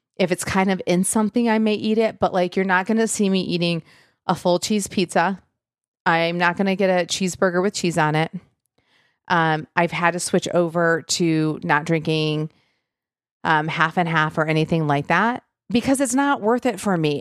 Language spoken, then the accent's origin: English; Michigan, United States; I'm from Michigan